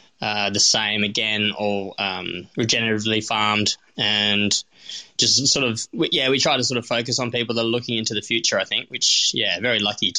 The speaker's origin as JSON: {"language": "English", "town": "North Fremantle", "region": "Western Australia", "country": "Australia", "tie": "born or raised there", "said": "My dad and always had sourdough mother under the stairs. I grew up in North Fremantle."}